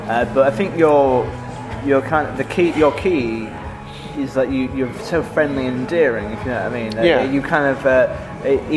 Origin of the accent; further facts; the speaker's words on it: Yorkshire and the Humber, United Kingdom; As a Yorkshireman